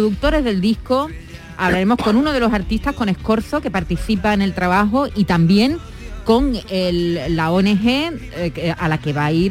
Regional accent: Ecuador; now in Seville, Spain; nos juntamos con gente de mi país, que yo soy ecuatoriana, y hacemos nuestra comida típica, un plato típico de Ecuador que se llama la fanesca.

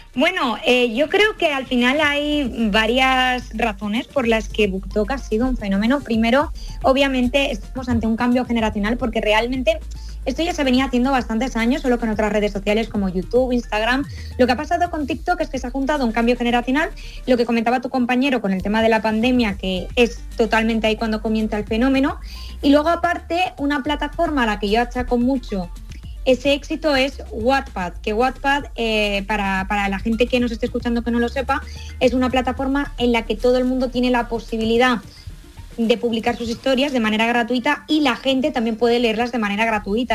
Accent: Valencian Community, Spain; yo soy valenciana, pero andaluza de corazón

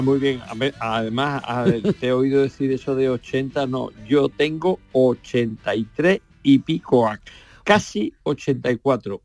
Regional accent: Andalusia, Spain; para mi pueblo, para mi patria de Andalucía

